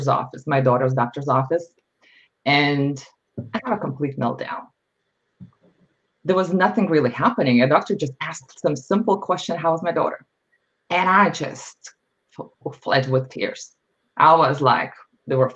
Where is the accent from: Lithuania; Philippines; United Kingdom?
Lithuania; moved away as an adult; now in United States; I was born and raised in Lithuania